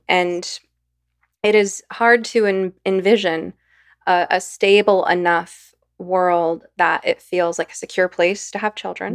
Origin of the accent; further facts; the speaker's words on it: Los Angeles, California, United States; I came from Los Angeles from a, a working class, mixed race neighborhood